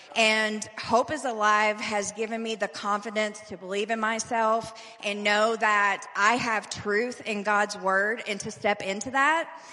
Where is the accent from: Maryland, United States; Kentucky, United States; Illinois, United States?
Kentucky, United States; Louisville; I'm originally from Louisville, Kentucky.